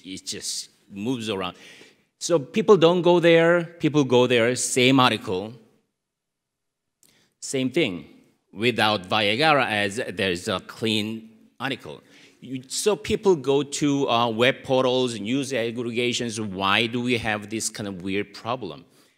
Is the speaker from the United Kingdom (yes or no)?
no; South Korea; English is a second language; I'm from South Korea.